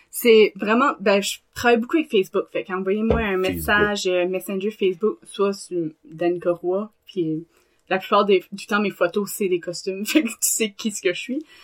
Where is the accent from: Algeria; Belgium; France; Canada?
Canada; Acadia; Puis là moi à chaque fois que je m'inscris, je leur dis je suis acadienne.